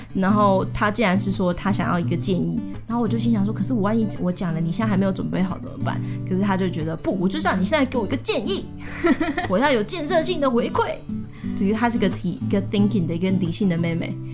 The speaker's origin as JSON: {"language": "Chinese", "region": "Tainan", "country": "Taiwan", "said": "我是台南人"}